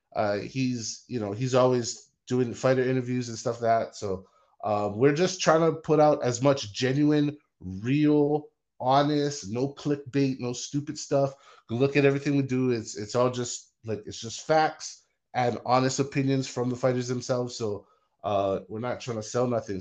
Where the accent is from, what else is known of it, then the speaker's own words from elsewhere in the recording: Hawaii, United States; now in Las Vegas, United States; I grew up in Hawaii. I live in Las Vegas.